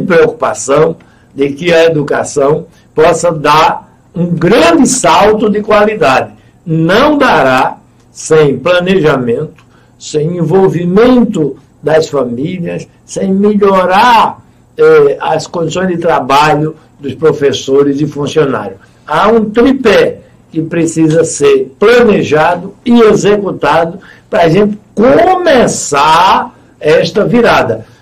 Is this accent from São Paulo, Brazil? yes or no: no; Goiana, Pernambuco, Brazil; Eu nasci lá no Belarmino Correia e ele está do mesmo tamanho de quando eu nasci